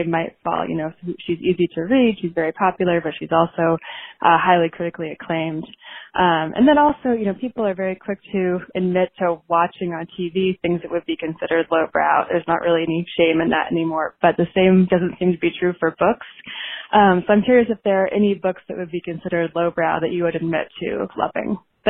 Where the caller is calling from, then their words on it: Seattle, Washington, United States; I'm calling from Seattle.